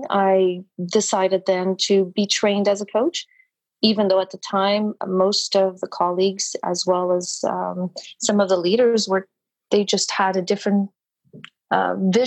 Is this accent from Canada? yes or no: yes; Canada; now in Montreal, Canada; So I am Canadian, based in Montreal, beautiful Montreal, Quebec, eastern part of Canada.